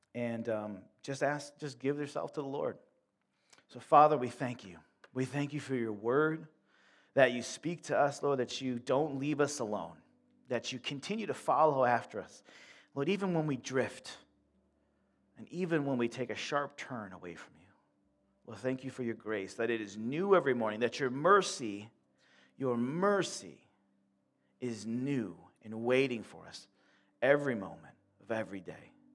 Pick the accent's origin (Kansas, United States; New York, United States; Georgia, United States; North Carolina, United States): New York, United States; Buffalo; moved away as an adult; now in Warsaw, United States; I grew up in Buffalo